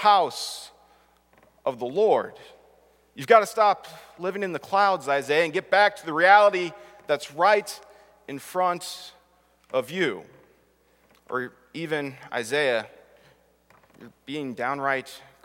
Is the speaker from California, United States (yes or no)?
yes; Southern California, United States; growing up, even in Southern California